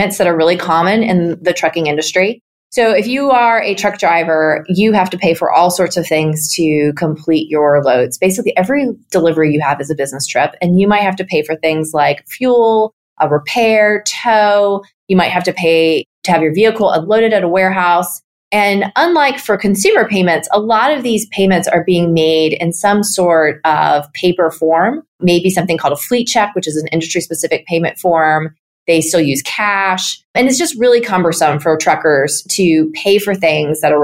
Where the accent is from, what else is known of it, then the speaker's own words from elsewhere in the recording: near Harpers Ferry, West Virginia, United States; now in Atlanta, United States; I grew up 20 minutes away from the midpoint of the Appalachian Trail, which is near Harpers Ferry, West Virginia